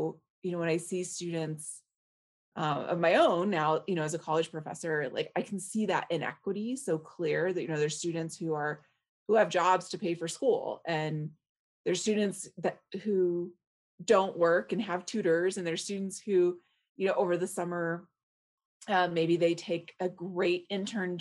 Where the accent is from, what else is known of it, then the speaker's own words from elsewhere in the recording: Alhambra, California, United States; moved away; also born or lived in Boulder, Colorado; I grew up in Alhambra